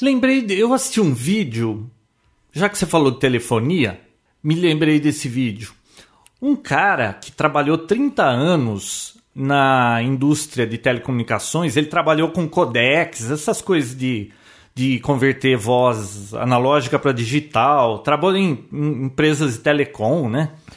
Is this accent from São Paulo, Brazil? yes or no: yes; Americana, São Paulo, Brazil; Nasci em Americana